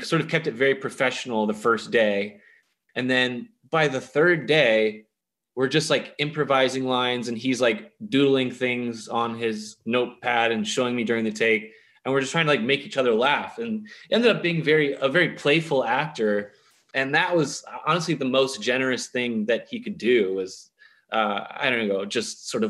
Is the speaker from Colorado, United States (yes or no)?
no; Richardson, Texas, United States; born or raised there